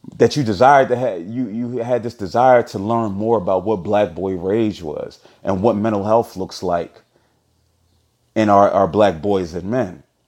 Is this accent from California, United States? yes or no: no; Philadelphia, Pennsylvania, United States; from Philly